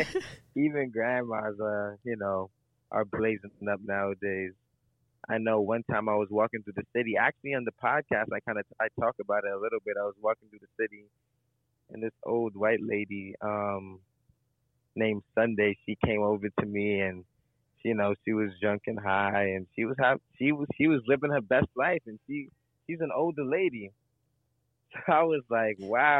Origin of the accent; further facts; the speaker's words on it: New York City, New York, United States; as a New Yorker